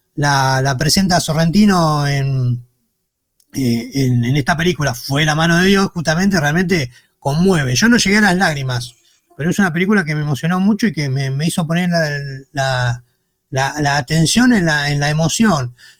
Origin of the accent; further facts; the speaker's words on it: Argentina; nosotros como argentinos